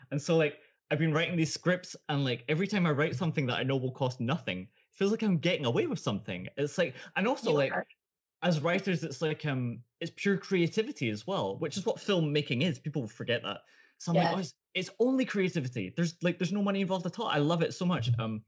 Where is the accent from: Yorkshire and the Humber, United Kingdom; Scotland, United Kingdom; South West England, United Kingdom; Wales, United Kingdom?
Scotland, United Kingdom; now in Norway; And I, as a Scottish guy living in Norway, can learn that your film is online and then be watching it 2 minutes later.